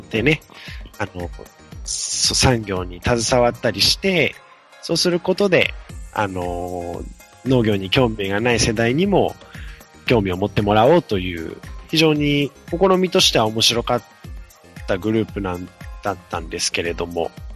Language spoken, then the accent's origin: Japanese; Ehime, Japan; moved away; 私、愛媛県出身なもので